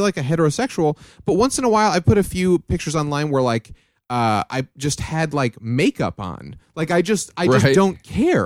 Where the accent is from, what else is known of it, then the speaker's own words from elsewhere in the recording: New York, United States; I'm from New York.